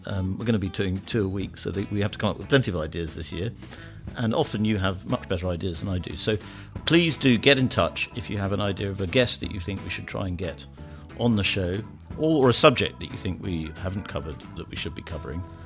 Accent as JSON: {"language": "English", "country": "United Kingdom"}